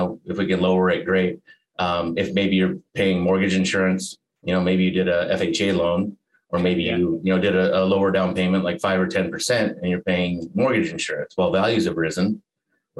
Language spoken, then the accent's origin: English; Alaska, United States; moved away as an adult; also born or lived in Montana; now in Arizona, United States; I was born in Montana. Okay. I moved to Alaska when I was 5, graduated high school there